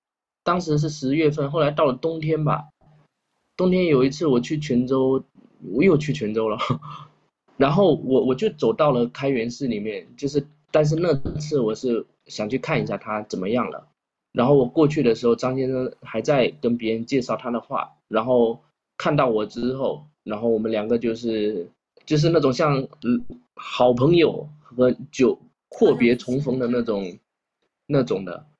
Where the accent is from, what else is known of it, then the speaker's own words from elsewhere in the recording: Xiamen, Fujian, China; now in Quanzhou, China; 为什么我要从厦门过来做一件也不赚钱的事情